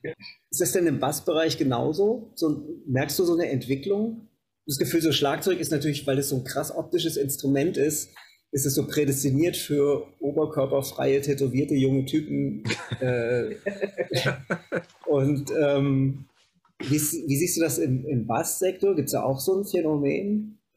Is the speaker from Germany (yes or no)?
yes; Kassel, Hesse, Germany; In so einem Musikhaus in Kassel, wo ich herkomme